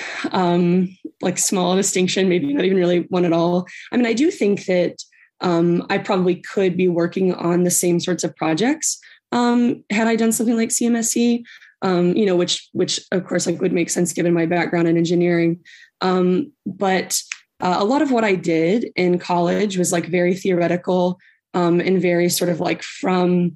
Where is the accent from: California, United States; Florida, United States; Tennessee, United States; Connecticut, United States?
Tennessee, United States; moved away as an adult; also born or lived in Maryland; I'm from Tennessee